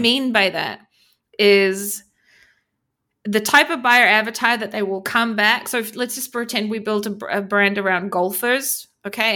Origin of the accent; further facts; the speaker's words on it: New Zealand; moved away as an adult; now in Israel; I grew up in New Zealand. I live, I've been living in Israel for fourteen years